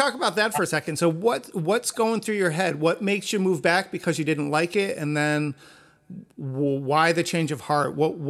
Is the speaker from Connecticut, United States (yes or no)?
yes; Connecticut, United States; And we're all from Connecticut, although I didn't know you back then.